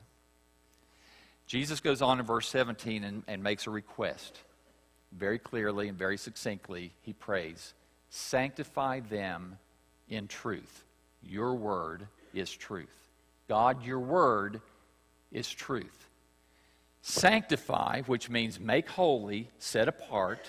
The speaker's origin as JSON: {"language": "English", "region": "West Virginia", "country": "United States", "tie": "born or raised there", "said": "I grew up in West Virginia."}